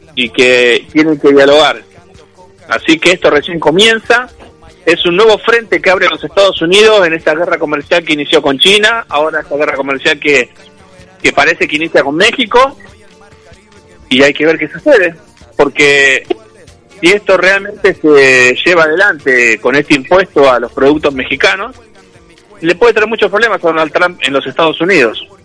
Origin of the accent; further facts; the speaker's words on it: Argentina; siento como argentino, como trabajador